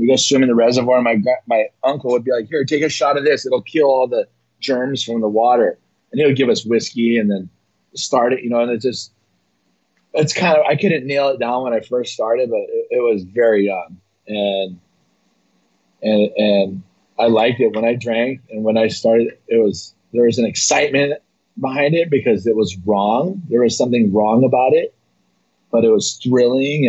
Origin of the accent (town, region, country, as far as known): Hawaii, United States; born or raised there